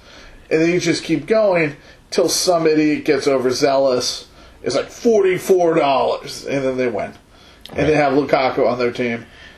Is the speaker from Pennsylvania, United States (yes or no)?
no; Chicago, Illinois, United States; coming from Chicago